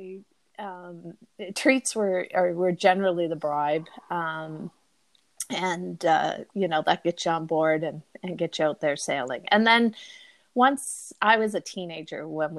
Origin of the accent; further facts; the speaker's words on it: North Sydney, Nova Scotia, Canada; moved away; I grew up in Cape Breton in North Sydney